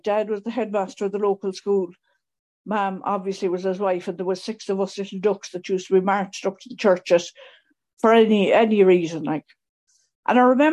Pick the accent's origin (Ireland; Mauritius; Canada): Ireland; Mayo, Connacht; moved away; I grew up in Mayo, which is in the West Coast